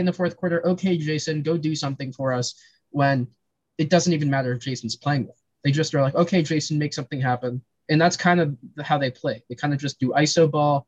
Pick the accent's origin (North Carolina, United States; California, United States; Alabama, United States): California, United States; Los Angeles; my hometown, Los Angeles Lakers